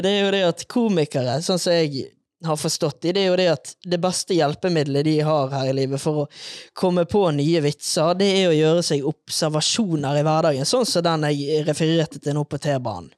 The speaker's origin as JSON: {"language": "Norwegian", "town": "Bergen", "region": "Vestland", "country": "Norway", "moved": "yes", "lives_now": "Oslo, Norway", "said": "Som dere kanskje hører, så er jeg bergenser."}